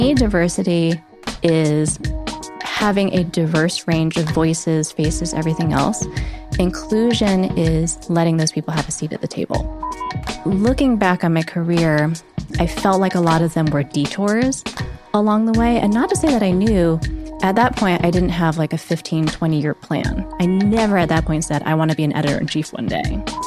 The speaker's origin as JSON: {"language": "English", "town": "Monroe", "region": "Connecticut", "country": "United States", "tie": "born or raised there", "also_born_or_lived": "Warwick, New York", "said": "So I grew up in a little town called Monroe, Connecticut. So I was back, actually born in Warwick, New York, and then at some point my parents moved to Connecticut."}